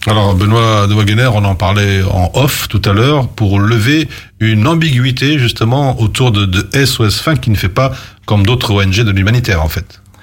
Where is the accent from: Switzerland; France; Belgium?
Belgium; chez nous à Dessel